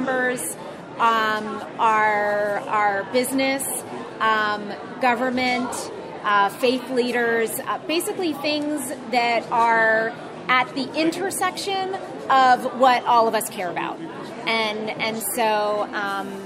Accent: East Palo Alto, California, United States; I grew up in East Palo Alto, which is very close to Facebook's headquarters

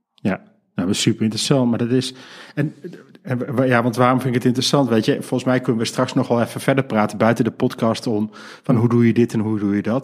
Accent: Geldrop, North Brabant, Netherlands; mijn geboortedorp. namelijk Gelderop.

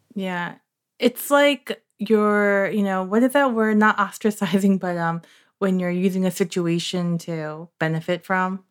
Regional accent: New York, United States; I grew up in New York

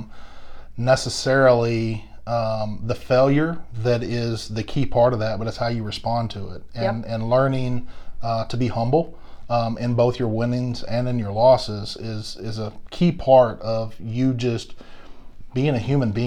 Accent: Longview, Texas, United States; I'm from East Texas.

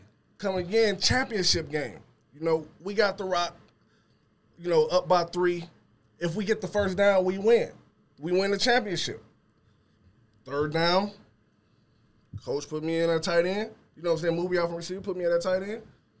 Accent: Inkster, Michigan, United States; when I was growing up in Inkster

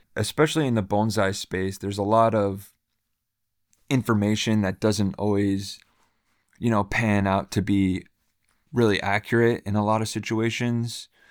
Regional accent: Bay Area, California, United States; also born or lived in Japan; I am from Bay Area, California

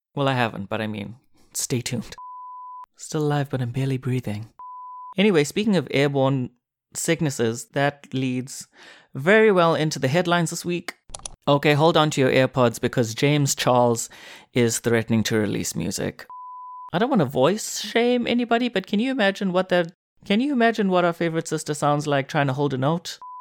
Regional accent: South Africa; moved away as an adult; now in Korea; South Africa, my home country

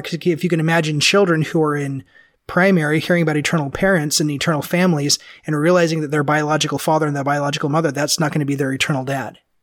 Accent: Memphis, Tennessee, United States; moved away; I lived back east and, and I grew up in Memphis

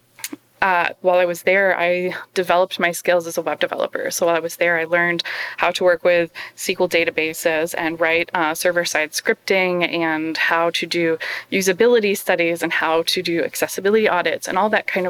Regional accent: United States; I'm an American

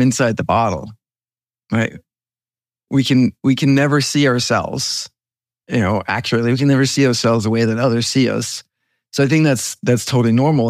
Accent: Denmark; moved away; I'm from Denmark

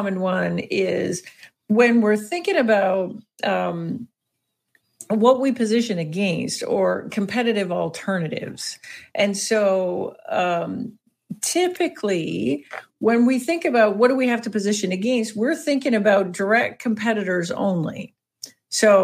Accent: Canada; accent: Canadian; my excellent Canadian accent

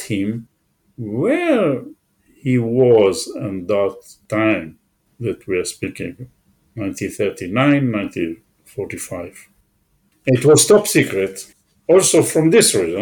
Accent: Israel; I was born in Israel, never was abroad before

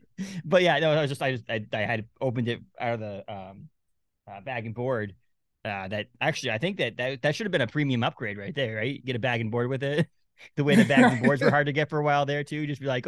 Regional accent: New England, United States; now in Maine, United States; I live in Maine. I'm from New England.

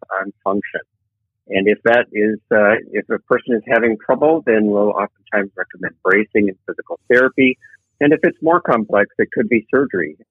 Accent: Wisconsin, United States; now in Minnesota, United States; I'm originally from Wisconsin, wanted to come back to the upper Midwest

